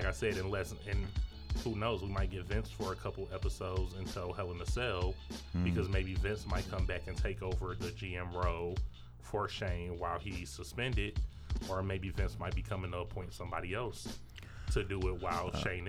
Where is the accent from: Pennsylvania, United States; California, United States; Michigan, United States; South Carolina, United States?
Michigan, United States; Detroit; And in our new arena, the Little Caesars Arena.